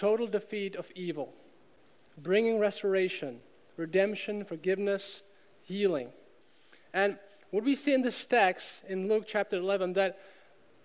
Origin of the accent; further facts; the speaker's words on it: Czechia; moved away as an adult; now in United States; I grew up in Czech Republic.